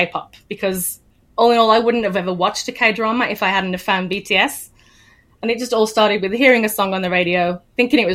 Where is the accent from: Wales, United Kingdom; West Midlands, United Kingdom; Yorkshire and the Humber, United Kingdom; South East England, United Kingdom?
West Midlands, United Kingdom; Birmingham; I'm from the Midlands, Birmingham area of the UK.